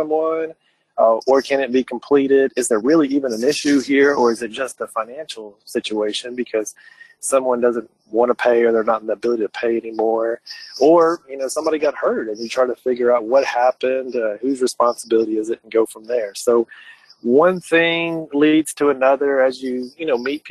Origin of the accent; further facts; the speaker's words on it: Lexington, Kentucky, United States; also born or lived in Alabama; I'm from Lexington originally. I grew up there